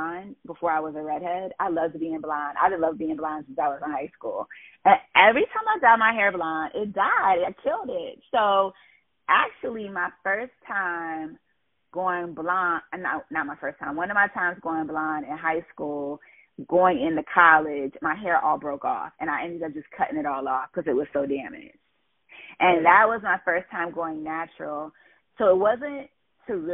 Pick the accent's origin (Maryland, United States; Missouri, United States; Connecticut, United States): Maryland, United States; also born or lived in Ohio; I was born in Ohio, but I moved to Ohio when I was like, probably like 3, I think. And moved to Maryland. So I was raised in Maryland